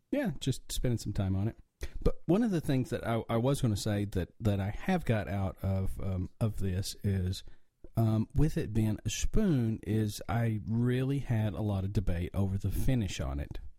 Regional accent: the mountains of North Carolina, United States; now in Atlanta, United States; obviously, with my accent, I'm from the country. Um, I grew up in the mountains of North Carolina

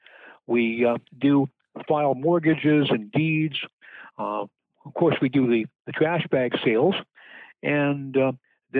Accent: Vernon, Vermont, United States; serving my hometown

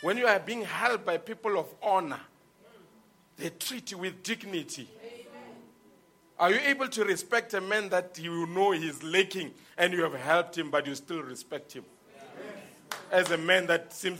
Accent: Lebowakgomo, Limpopo, South Africa; I grew up in Limpopo, the place called Luwahong.

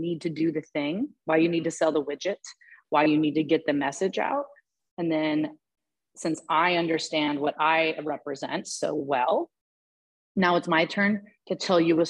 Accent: Portland, Oregon, United States; moved away as an adult; also born or lived in New York City; I just born and raised in Portland

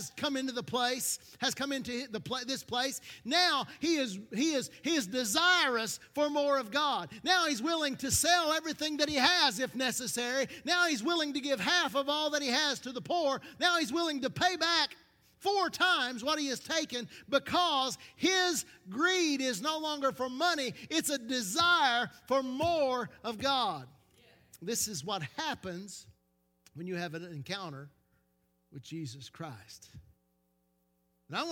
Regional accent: Knoxville, Tennessee, United States; we come from South Knoxville, have a bad reputation because South Knoxville is the scruffiest of the scruffy city

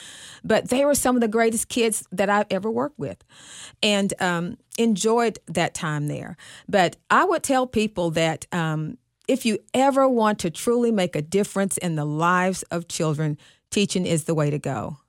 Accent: Arkansas, United States; now in Dallas, United States; when I came from Arkansas to Dallas and I worked at Skyline High School

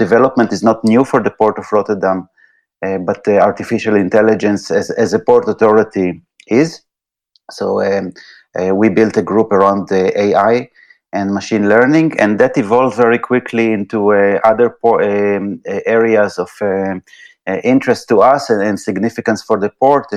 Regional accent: Israel; moved away as an adult; also born or lived in United States; now in Netherlands; I'm coming originally from Israel

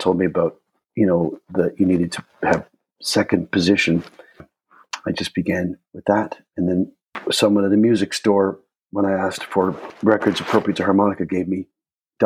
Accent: outside of Toronto, Ontario, Canada; now in Toronto, Canada; I was born in Toronto, but I grew up outside of Toronto from my primary school days through high school, but I've been back there for 35 years

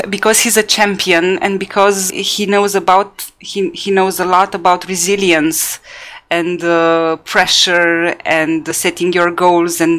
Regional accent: Bucharest, Romania; born there; I was born in Bucharest. Yeah.

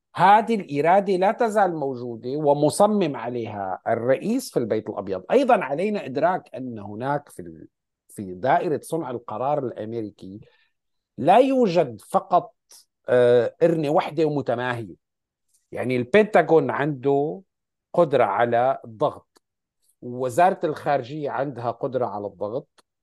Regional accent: Syria; عندنا بسوريا نحن

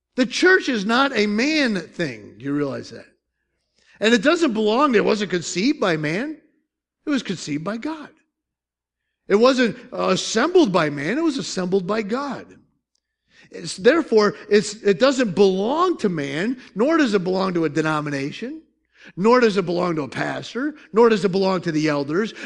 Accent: Syracuse, New York, United States; moved away; I'm from South, South, South Syracuse

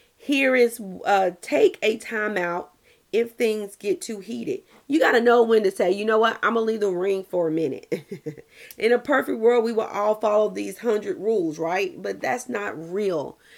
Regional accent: the South, United States; I'm from the South

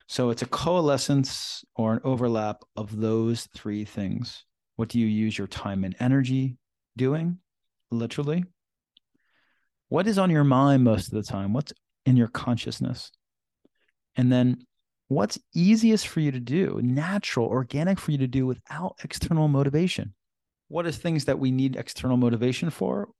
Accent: Philadelphia, Pennsylvania, United States; moved away; recording this session right now in Philadelphia, my hometown, and back here for some work

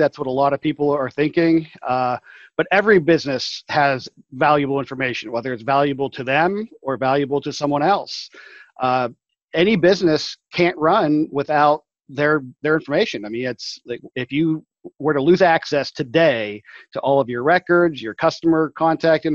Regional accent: Saxonburg, Pennsylvania, United States; I returned to my hometown of Saxonburg, which is located north of Pittsburgh

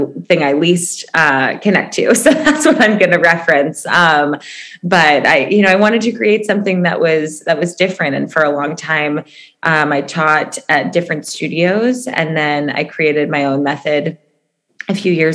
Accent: Chicago, Illinois, United States; moved away as an adult; now in Los Angeles, United States; I'm originally from Chicago, lived in LA for 9 years

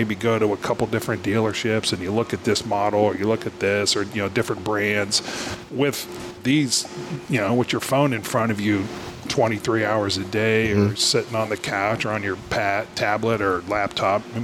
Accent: Youngstown, Ohio, United States; born and raised in the Valley, went to Canfield High School

